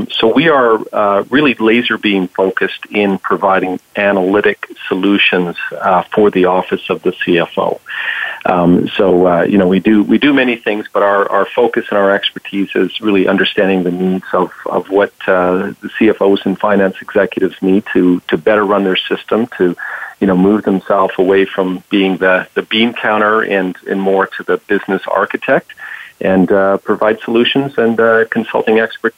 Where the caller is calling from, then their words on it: Toronto, Ontario, Canada; I'm calling from Toronto, up just north of the 49th parallel.